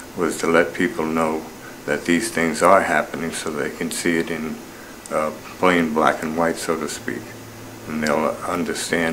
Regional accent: Southampton, New York, United States; I grew up on Shinnecock Indian Reservation in Long Island, New York.

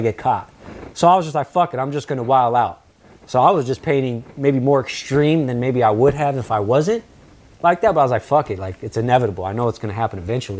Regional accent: Yelm, Washington, United States; also born or lived in San Francisco; now in Los Angeles, United States; My brother in life, who I grew up with in Yelm

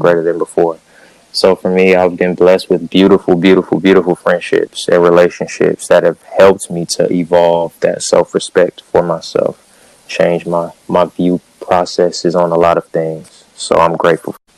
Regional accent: Cerritos, California, United States; I'm from Southern California, Cerritos, California, to be specific

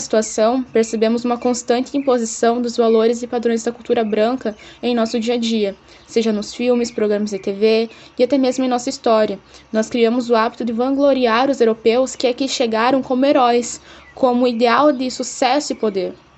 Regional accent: Brazil; Nós, como brasileiros, temos o costume de negar nossa ascendência indígena

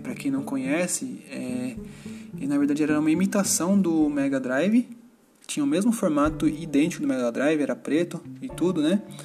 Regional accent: São Paulo, Brazil; eu tenho 33 anos e sou de São Paulo. Eu moro em São Paulo, capital

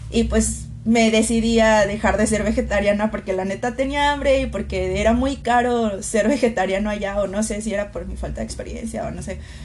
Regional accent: Aguascalientes, Mexico; also born or lived in Santiago, Chile; soy mexicana

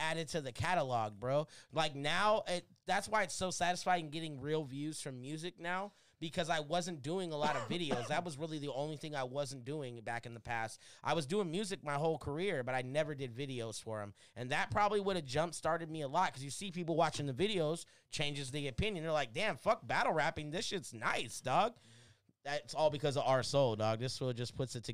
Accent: Porterville, California, United States; I grew up in Porterville, so that's like before Bakersfield, so that's still St. Cal

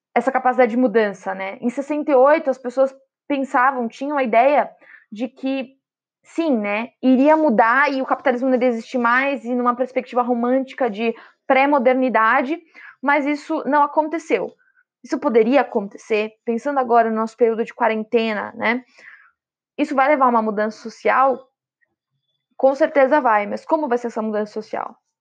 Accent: São Paulo, Brazil; Sou de São Paulo

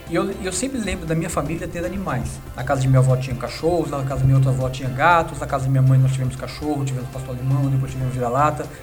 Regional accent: Brasília, Federal District, Brazil; moved away as an adult; now in São Paulo, Brazil; quando eu mudei para São Paulo, depois de um ano, eu sou de Brasília, depois de um ano morando em São Paulo

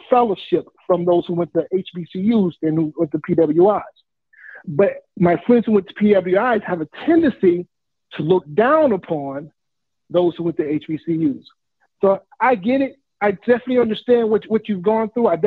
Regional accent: Jackson, Mississippi, United States; I'm from Jackson, so I'm a local.

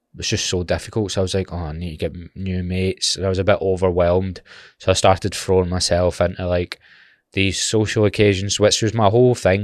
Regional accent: Glasgow, Scotland, United Kingdom; being from Glasgow

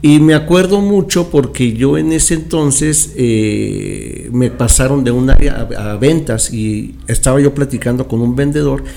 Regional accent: Chihuahua, Mexico; moved away as an adult; also born or lived in Mexico City; Yo soy originario de Chihuahua. Pero en ese entonces yo vivía en la Ciudad de México

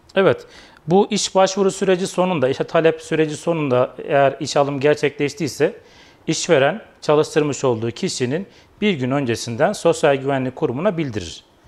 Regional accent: Kayseri Province, Turkey; 1982 Kayseri doğumluyum.

